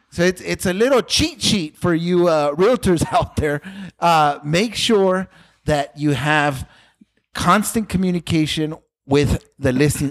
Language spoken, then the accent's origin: English; Los Angeles, California, United States; I grew up in Pacoima